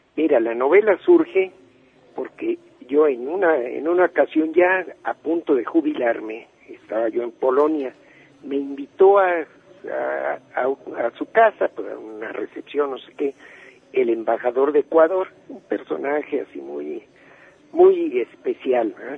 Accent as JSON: {"language": "Spanish", "country": "Mexico"}